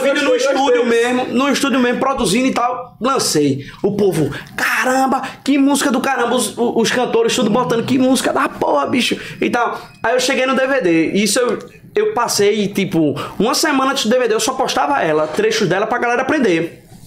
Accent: Recife, Pernambuco, Brazil; Eu sou de Recife, a galera de Maceió cantando, Sertânia cantando

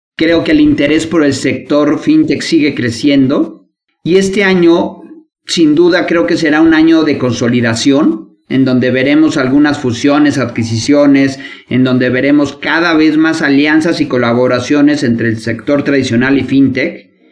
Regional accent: Mexico

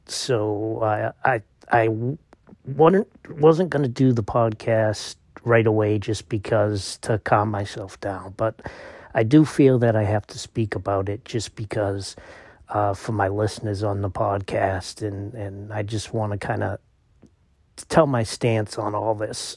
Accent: Massachusetts, United States; I was raised in Massachusetts in an immigrant, uh, city

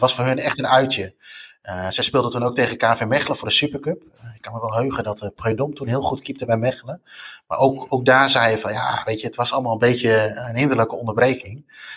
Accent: Netherlands; als Nederlander

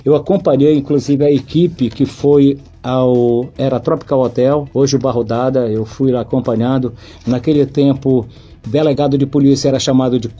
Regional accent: Avenida Borges Leal, Pará, Brazil; bem ao lado da casa dos meus pais, onde eu nasci também, na Borges Leal

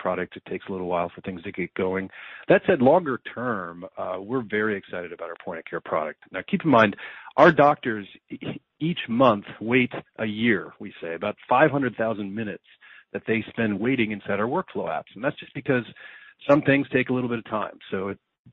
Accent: United States; as an American

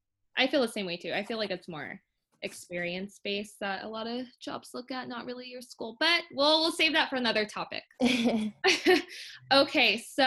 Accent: Northern California, United States; also born or lived in Orange County, California; And obviously we're from Northern California and we moved down to Southern California, Orange County specifically.

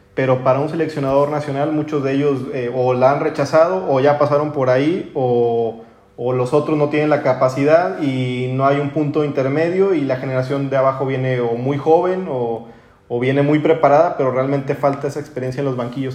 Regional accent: Torreón, Coahuila, Mexico; also born or lived in Spain; soy, de Torreón

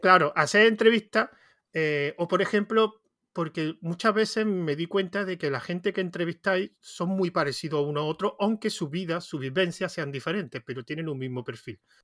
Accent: Andalusia, Spain; accent: Andalusian; Yo también tengo mucho acento, yo soy de Andalucía, entonces el acento no, lo he perdido

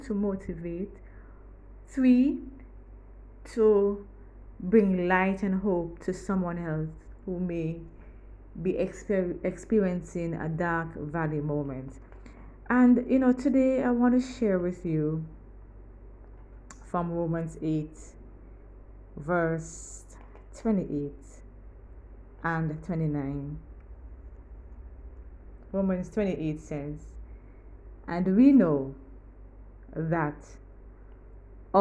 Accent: Kingston, Kingston Parish, Jamaica; I'm from Kingston, Jamaica

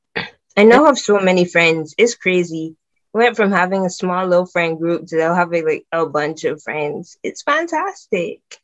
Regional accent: Barbados; now in England; I'm from Barbados

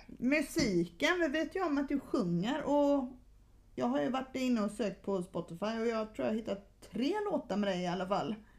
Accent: Gothenburg, Västra Götaland, Sweden; moved away as an adult; also born or lived in Stockholm; now in Sölvesborg, Sweden; Jag är uppvuxen i Göteborg

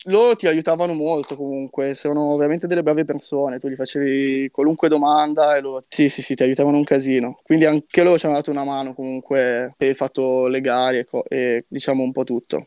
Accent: Milan, Lombardy, Italy; moved away as an adult; crescendo in Italia o comunque non so se è la periferia di Milano

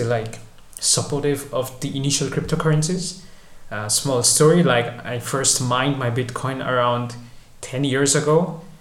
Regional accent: Kolkata, West Bengal, India; moved away as an adult; also born or lived in Milan, Italy / Netherlands; originally I'm from India, from a city called Kolkata, city of Mother Teresa, if everyone knows it, I guess. I grew up there, was raised there

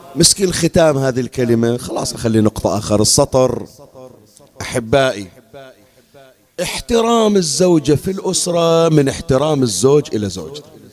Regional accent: Bahrain; عندنا بالبحرين

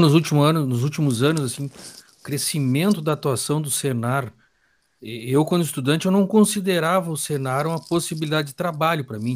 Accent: Gaúcho, Rio Grande do Sul, Brazil; nós somos gaúchos e brasileiros ou só gaúchos?

